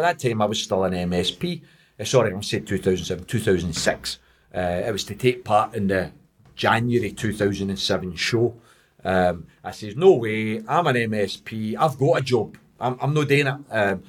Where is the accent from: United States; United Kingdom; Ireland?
United Kingdom; Glasgow, Scotland; I'm from Pollock.